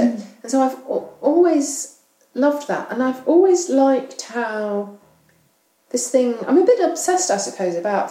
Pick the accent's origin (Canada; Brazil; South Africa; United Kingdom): United Kingdom; England; also born or lived in Australia; now in London, United Kingdom; as a English person or UK person, British person